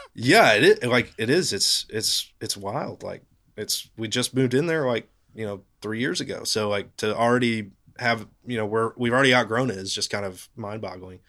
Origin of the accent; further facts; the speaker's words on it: Knoxville, Tennessee, United States; I grew up in Knoxville